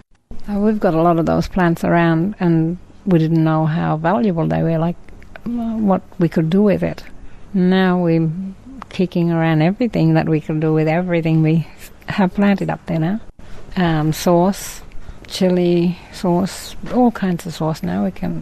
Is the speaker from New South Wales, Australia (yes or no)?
no; Hopevale, Queensland, Australia; I'm from Hopewell. I'm a Darpa lady.